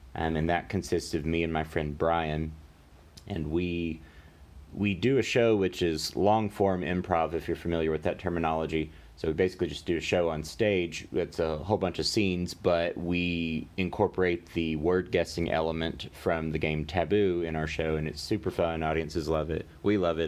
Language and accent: English; Amarillo, Texas, United States; also born or lived in Louisiana; now in Dallas, United States; born in Louisiana, but when we were f, or when I was four, we moved to Amarillo, and I grew up in Amarillo for pretty much all my life